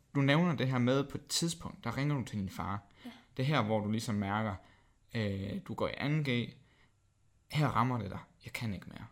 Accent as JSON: {"language": "Danish", "area": "Sønderborg", "region": "Southern Denmark", "country": "Denmark", "moved": "yes", "said": "Jeg kommer selv fra Sønderbro"}